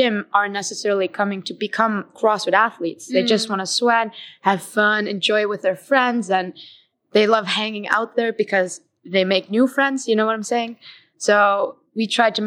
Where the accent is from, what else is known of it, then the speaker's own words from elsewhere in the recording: Iceland; I'm from Iceland.